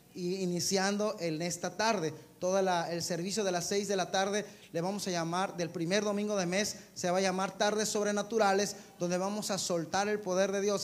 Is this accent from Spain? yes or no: no; Mexico; como mexicano Señor, como un pueblo, Señor, mexicano